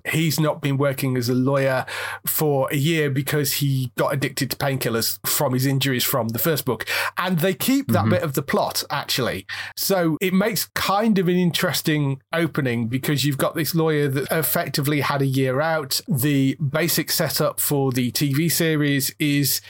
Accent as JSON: {"language": "English", "country": "United Kingdom", "said": "we're British"}